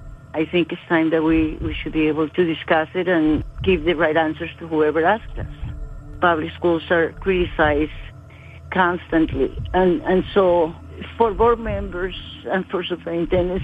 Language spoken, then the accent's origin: English; Colombia; English is a second language; now in United States